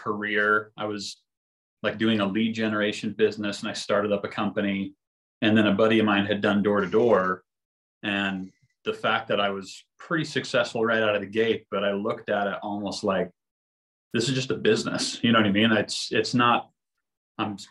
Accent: Sandy, Utah, United States; I grew up in Sandy

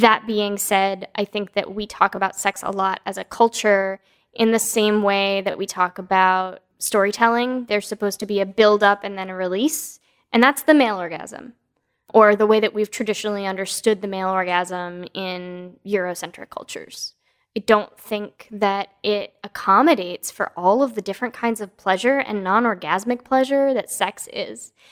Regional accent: East Coast, United States; now in West Coast, United States; I was born on the East Coast, and now I live on the West Coast.

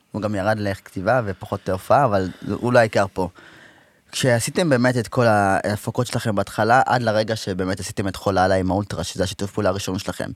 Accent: Rehovot, Central District, Israel; אנשים לא יודעים שאני מרחובות, אבל אני מרחובות

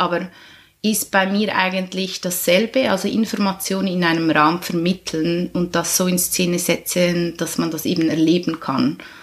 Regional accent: Schöftland, Aargau, Switzerland; Ich bin ursprünglich aus dem Aargau in Schöftland aufgewachsen

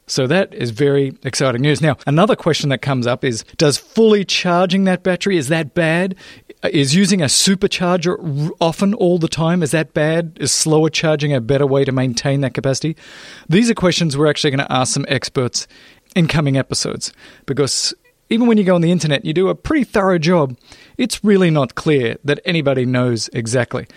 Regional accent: Australia; now in Los Angeles, United States; I didn't grow up here. I'm actually from Australia. I actually grew up in what you would call the outback of Australia.

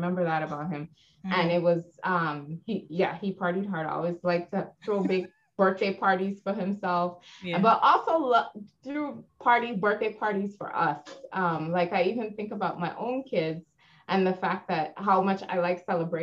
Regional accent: Guyana; also born or lived in Arizona, United States; now in Connecticut, United States; I grew up in Guyana

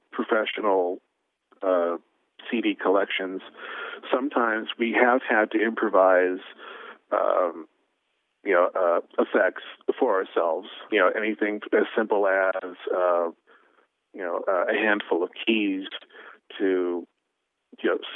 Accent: Portland, Oregon, United States; I'm from Portland

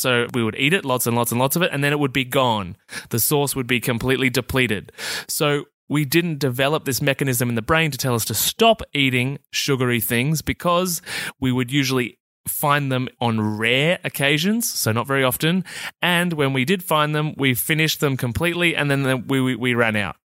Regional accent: Australia; I'm Australian

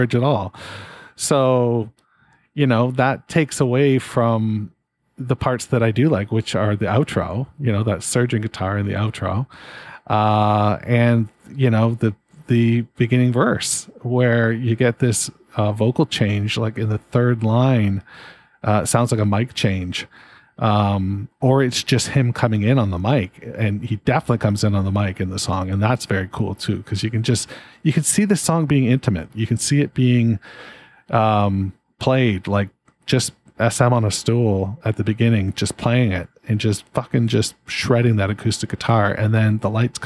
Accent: Canada; being a Canadian

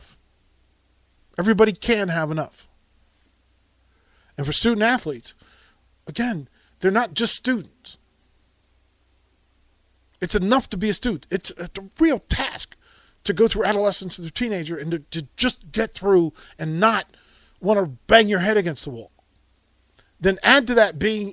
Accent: Alexandria, Virginia, United States; that's my hometown

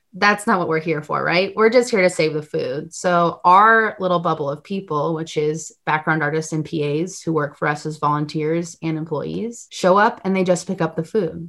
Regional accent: Glastonbury, Connecticut, United States; moved away as an adult; also born or lived in Worcester, Massachusetts; now in Los Angeles, United States; I was born in Los Angeles, California, and I grew up in Glastonbury, Connecticut

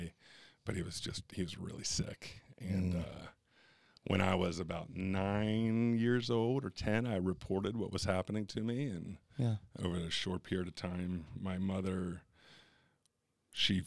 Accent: Kentucky, United States; also born or lived in Cincinnati, Ohio; So Cincinnati, right across the river is Kentucky. So I actually grew up in Kentucky.

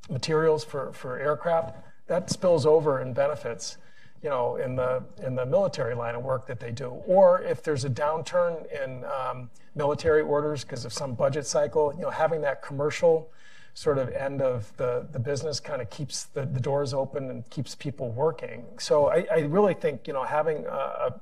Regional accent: Connecticut, United States; I come from Connecticut. We're an aerospace state

